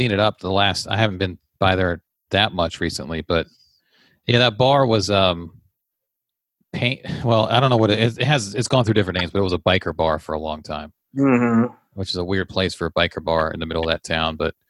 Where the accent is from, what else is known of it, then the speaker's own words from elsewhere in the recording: Leesburg, United States; Leesburg, which is my hometown